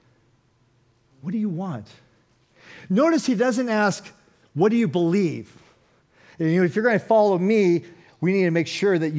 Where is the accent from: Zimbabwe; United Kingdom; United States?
United States; Oakland, California; I'm from Oakland, California